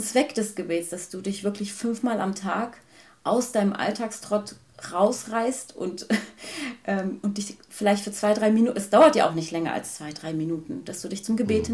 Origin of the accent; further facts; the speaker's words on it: Germany; ich bin in Deutschland geboren, in Deutschland aufgewachsen und als älteste von fünf Geschwistern